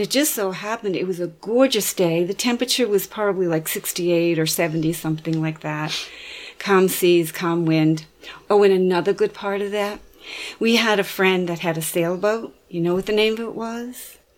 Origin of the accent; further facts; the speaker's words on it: Boston, Massachusetts, United States; growing up in Boston Harbor and taking cruises around the harbor all the time